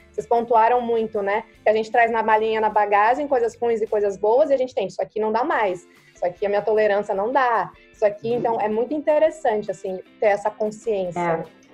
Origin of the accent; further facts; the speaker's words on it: Brazil; moved away; eu carrego como brasileira